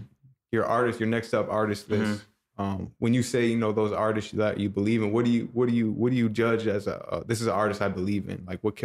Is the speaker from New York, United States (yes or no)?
yes; Rochester, New York, United States; I'm from, Rochester is about 5-6 hours away.